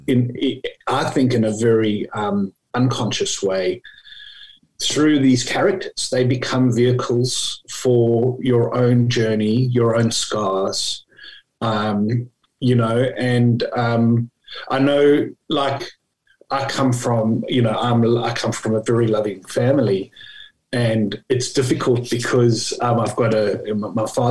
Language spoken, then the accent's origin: English; South Africa; moved away as an adult; also born or lived in United Kingdom / Japan / Australia; now in Hobart, Australia; I'm sure people can pick up from my accent, but I come from South Africa, and I left South Africa after university